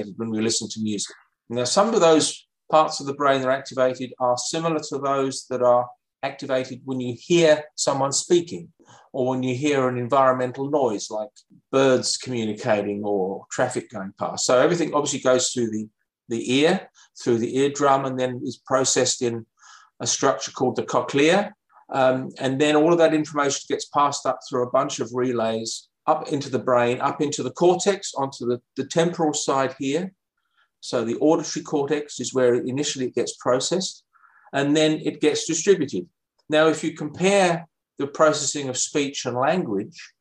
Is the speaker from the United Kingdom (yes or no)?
yes; London, United Kingdom; moved away as an adult; also born or lived in Cambridge, United Kingdom / Canberra, Australia; now in Perth, Australia; So I'm British originally. I came from London.